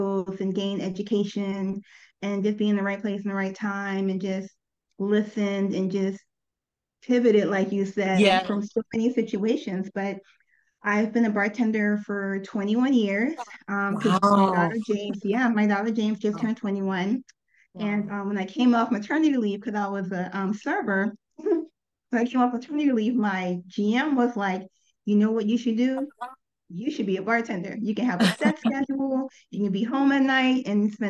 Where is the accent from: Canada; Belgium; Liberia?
Liberia; now in Atlanta, United States; We grew up together in Liberia